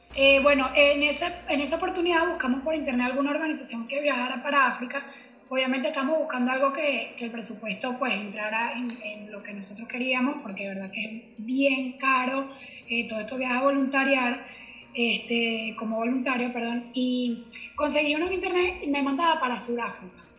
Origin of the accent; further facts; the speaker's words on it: Venezuela; now in Miami, United States; Soy venezolana